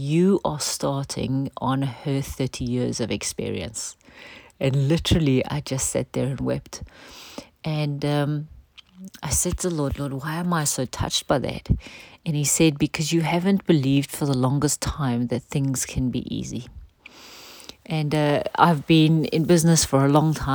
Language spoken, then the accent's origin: English; South Africa; a part of how we grew up in culture in South Africa